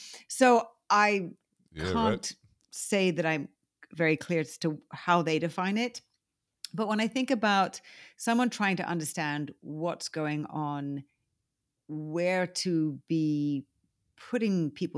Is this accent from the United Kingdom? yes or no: yes; United Kingdom; now in United States; I mean, I do consider myself a Brit. I'm American now, too. But, you know, I think I'm international Brits